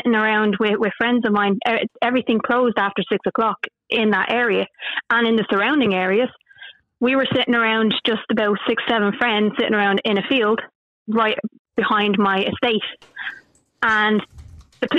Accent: Dublin, Leinster, Ireland; I'm from Clondalk, and I remember growing up and everything closed at 6 o'clock

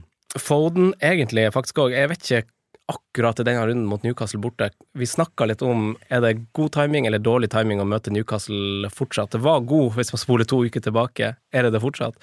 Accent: Finnsnes, Troms, Norway; jeg er fra Finnsnes

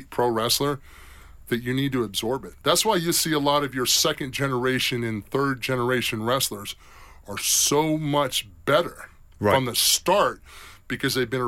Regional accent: South Carolina, United States; I'm from South Carolina

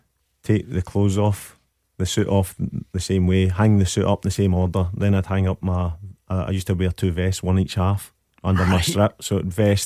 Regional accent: Scotland, United Kingdom; born or raised there

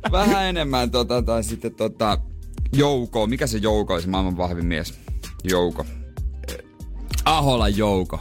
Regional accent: Seinäjoki, South Ostrobothnia, Finland; now in Helsinki, Finland; ymmärsin sitten, että se oli vaan niinku meillä päin

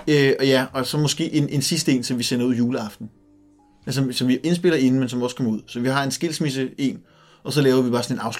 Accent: Capital Region of Denmark, Denmark; mm, jeg er fra Nordsjælland, jeg kender ikke så meget til det.

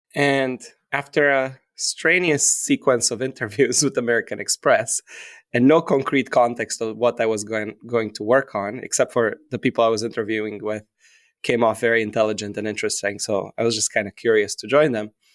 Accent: Romania; moved away as an adult; now in New York City, United States; when I was growing up in Romania, my parents opened up an L L C when I was in fifth grade

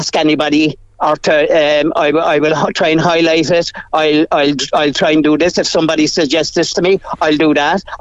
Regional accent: Cork, Munster, Ireland; I was born in Douglas. Lived in Cork all my life.

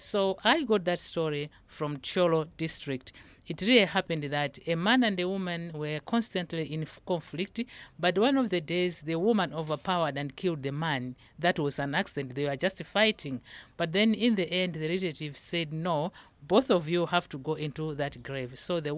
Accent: Malawi; from Malawi.

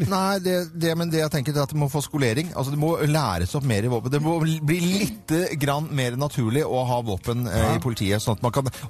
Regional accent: Sveio, Vestland, Norway; accent: vestlending; Jeg er fra Sveio i Sunnhordland.

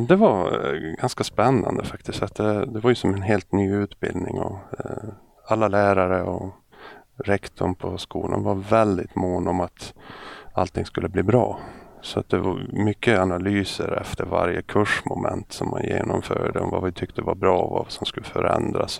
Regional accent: Övertorneå, Norrbotten County, Sweden; moved away; Jag är uppväxt i Norrbotten och eh, en ort som heter Övertorneå

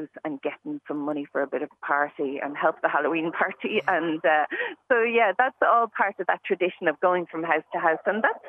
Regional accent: Dublin, Leinster, Ireland; now in West of Ireland, Ireland; when I grew up in Dublin

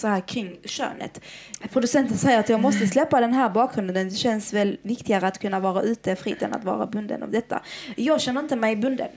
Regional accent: Iraq; now in Sweden; i mitt hemland, Irak

